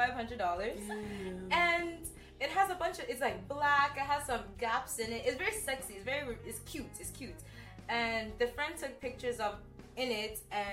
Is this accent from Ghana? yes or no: yes; Ghana; moved away as an adult; I went to school in Ghana. I went to high school in Ghana.